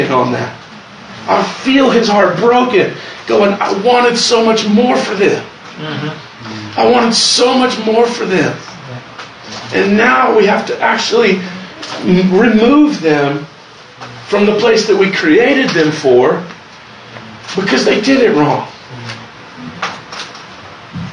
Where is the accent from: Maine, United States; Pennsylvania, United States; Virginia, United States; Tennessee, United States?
Tennessee, United States; Luttrell; I'm from Luttrell, Tennessee